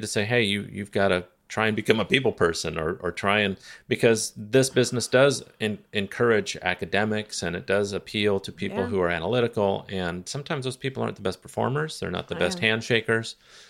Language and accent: English; Redlands, California, United States; You know, it's crazy too, is when I was a kid growing up in Redlands.